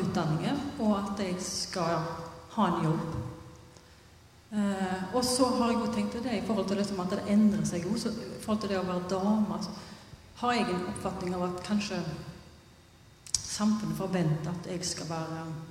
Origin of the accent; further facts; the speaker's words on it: Haugesund, Rogaland, Norway; jeg er fra Haugesund